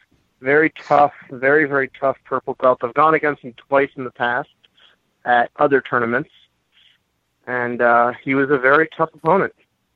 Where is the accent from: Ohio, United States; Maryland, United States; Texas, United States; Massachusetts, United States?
Ohio, United States; You have no room to make fun of me for being from or living in Ohio.